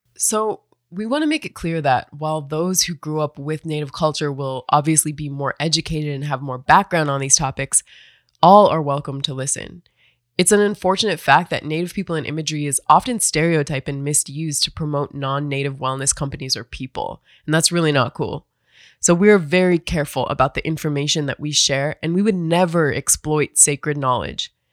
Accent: United States; now in Phoenix, United States; I'm originally from the Turtle Mountain Band of Chippewa and the Standing Rock Sioux Tribe

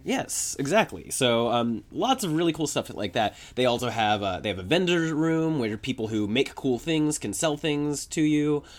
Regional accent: Atlanta, Georgia, United States; I was in high school back then because I grew up in the Atlanta area.

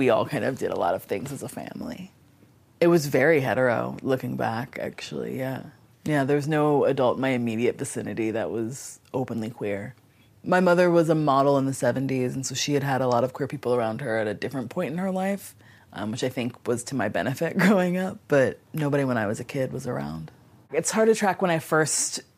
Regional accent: Wilmington, Delaware, United States; I grew up in Wilmington, Delaware

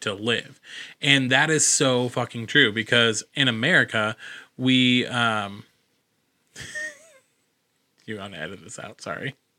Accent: United States; I'm the ignorant American in this situation

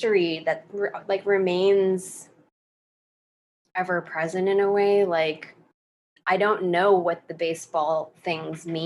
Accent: United States; I'm Chinese American

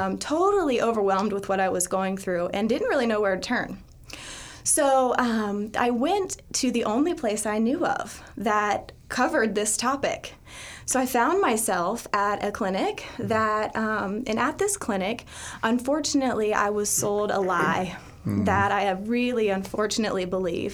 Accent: Dayton, Ohio, United States; I grew up in Dayton, Ohio

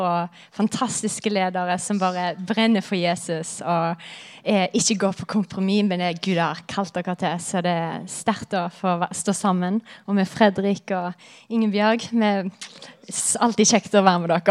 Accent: Haugesund, Rogaland, Norway; moved away as an adult; also born or lived in Redding, United States; Jeg er fra Haugesund.

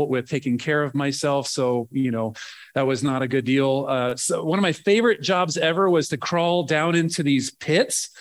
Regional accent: Nebraska, United States; moved away as an adult; I grew up farm kid in Nebraska.

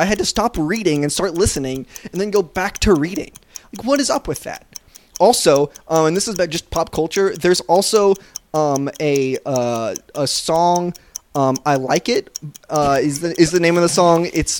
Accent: the South, United States; I grew up in the South.

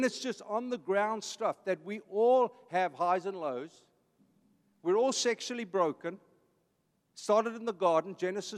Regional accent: Vanderbijlpark, Gauteng, South Africa; now in Costa Mesa, United States; I'm an Afrikaans kid. I grew up in a blue-collar family. My dad was a construction man. I was born in Vanderbijl Park

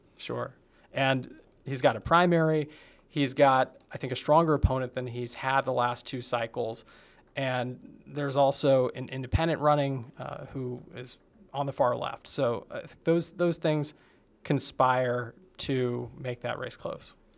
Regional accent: Montgomery, New Jersey, United States; moved away; also born or lived in Virginia; I'm from Montgomery, New Jersey, which is near Princeton.

